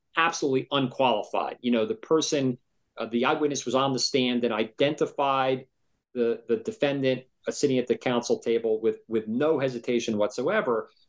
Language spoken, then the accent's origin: English; New Jersey, United States; I grew up in New Jersey